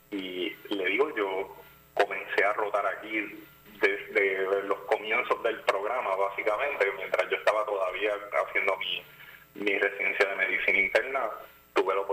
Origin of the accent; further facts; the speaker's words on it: Ponce, Puerto Rico; also born or lived in Caguas / United States; que soy de Ponce, me mudé para Cagua para, estudiar medicina, luego de haber estudiado este, universidad en Estados Unidos.